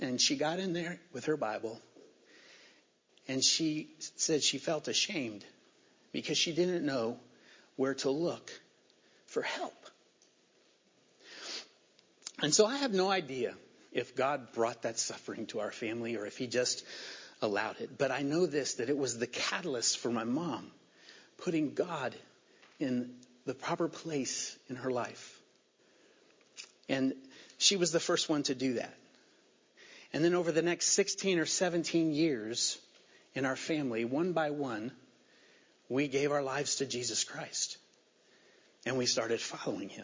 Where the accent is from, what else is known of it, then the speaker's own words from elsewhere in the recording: Indiana, United States; also born or lived in Virginia; I was born in Virginia, and we moved to Indiana in 1976. When I was 9 years old